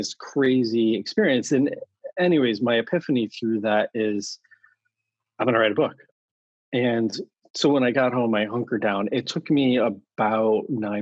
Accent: Connecticut, United States; moved away as an adult; now in San Francisco, United States; Born and raised in Connecticut. Found my way out to San Francisco about 20 plus years ago.

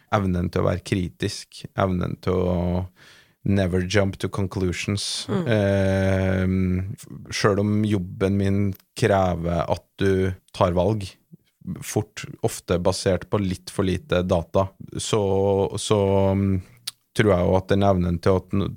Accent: Trøndelag, Norway; accent: Trøndelag dialect; moved away; som du hører på dialekten, så er jeg jo ikke fra Oslo. Jeg er ikke født og oppvokst på NIH. E eh, jeg er jo fra Trøndelag

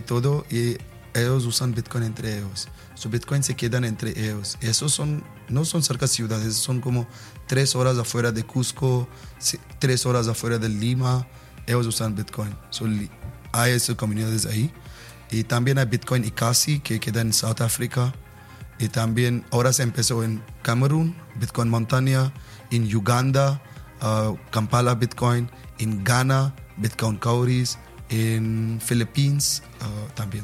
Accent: India; Spanish is a second language; soy de la India

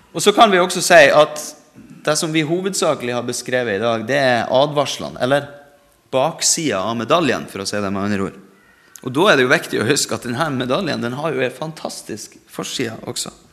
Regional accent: Norway; vi er født i Norge.

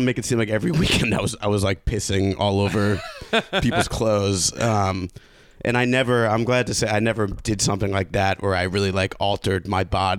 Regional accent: Long Island, New York, United States; I'm from Long Island.

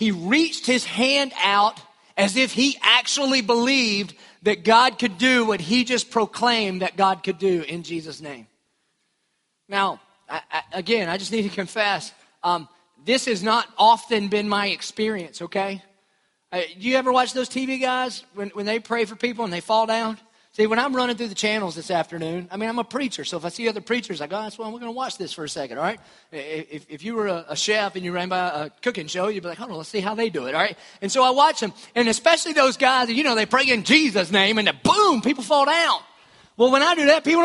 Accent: Dillon, United States; I'm from Dillon

